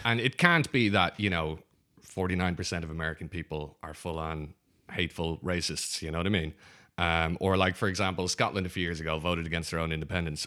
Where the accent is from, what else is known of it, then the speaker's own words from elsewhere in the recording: Ireland; growing up in Ireland is like we've got, um, well, when I grew up, only two television stations